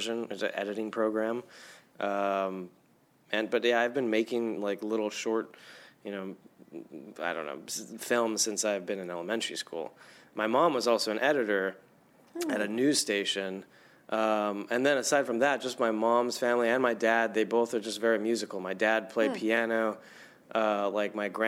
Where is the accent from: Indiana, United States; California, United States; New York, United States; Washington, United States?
California, United States; Los Angeles; I grew up in Los Angeles